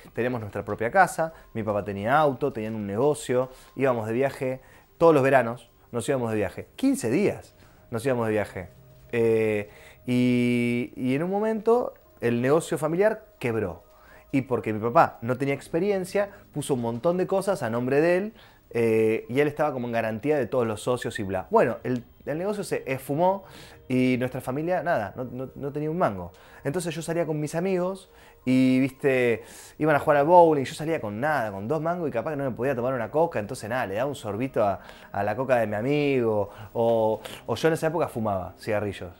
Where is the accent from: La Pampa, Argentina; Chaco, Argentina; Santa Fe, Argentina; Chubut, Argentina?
Santa Fe, Argentina; Rosario; moved away as an adult; now in Buenos Aires, Argentina; Cuando yo terminé la secundaria, quería venirme a vivir a Buenos Aires, yo soy de Rosario